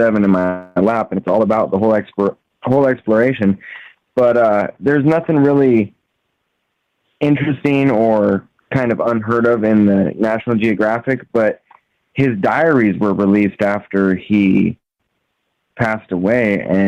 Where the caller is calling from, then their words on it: Washington, United States; …, Washington State.